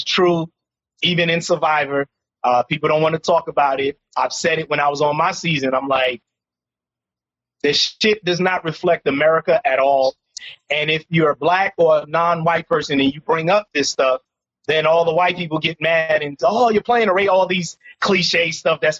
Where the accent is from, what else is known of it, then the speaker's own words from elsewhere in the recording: New York City, New York, United States; born and raised in Harlem, which is a uniquely black, socially conscious community.